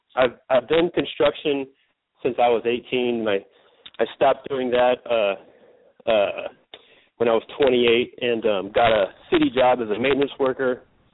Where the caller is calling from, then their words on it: Northern California, United States; I'm calling from Northern California.